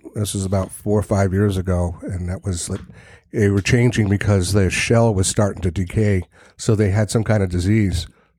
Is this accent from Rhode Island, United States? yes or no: yes; Providence, Rhode Island, United States; born or raised there; also born or lived in Narragansett, Rhode Island